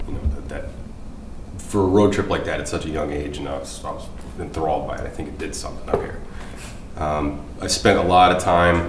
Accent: Michigan, United States; also born or lived in California; My childhood, I moved around a lot. I was born in California and moved to Michigan when I was about 1.5, 2 years old.

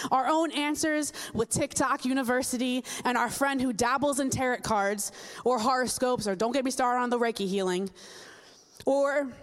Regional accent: New Jersey, United States; I'm from Jersey

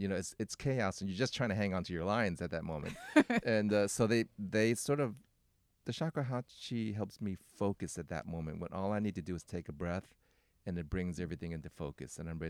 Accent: Oakland, California, United States; You know, but I mean, I'm from Oakland. Okay, so.

